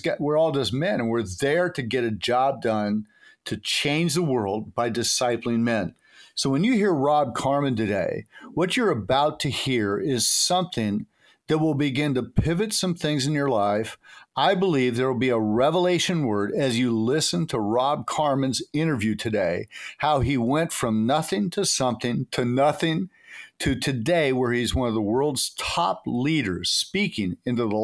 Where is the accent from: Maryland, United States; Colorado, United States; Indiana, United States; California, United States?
California, United States; Santa Cruz; where I grew up in Santa Cruz, just over the hill from where you grew up